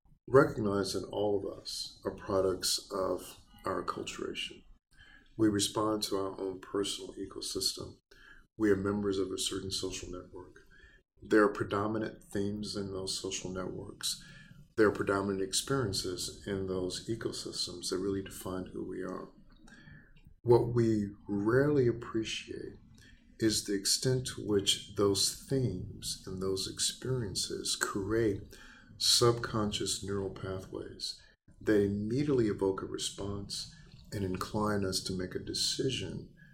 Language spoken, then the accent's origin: English; the South, United States; So growing up in the South, not just in the South, but growing up in a segregated community and feeling the sting of hatred on a regular basis